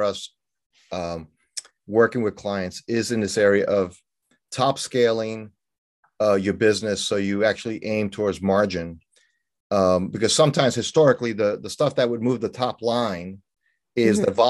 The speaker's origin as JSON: {"language": "English", "town": "New York City", "region": "New York", "country": "United States", "tie": "born or raised there", "moved": "yes", "said": "I grew up in New York City, you know, born and raised, lived there over the first half of my life"}